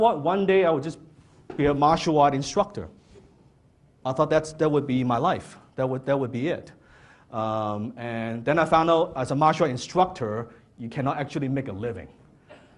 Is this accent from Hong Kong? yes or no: yes; Hong Kong; English is a second language; now in Canada; I was born in Hong Kong